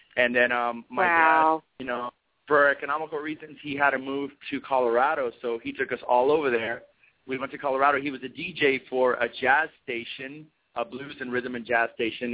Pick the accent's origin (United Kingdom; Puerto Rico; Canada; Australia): Puerto Rico; Mayagüez; I was born in Mayagüez, Puerto Rico, which is the west side.